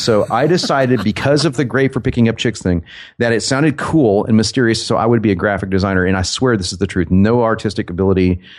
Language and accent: English; Dallas, Texas, United States; accent: southern and northern; also born or lived in New York; I was born in Dallas, Texas, and I grew up in Dallas and New York. We were back and forth when I was a kid, so I kind of have a southern and a northern accent put together.